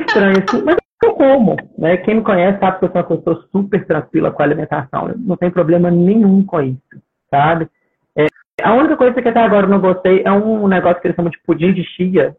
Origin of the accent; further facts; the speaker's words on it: Minas Gerais, Brazil; moved away as an adult; now in Australia; Eu sou mineiro